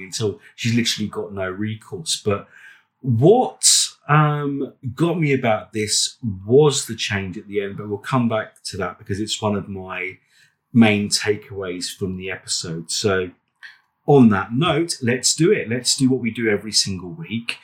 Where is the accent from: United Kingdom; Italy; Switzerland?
United Kingdom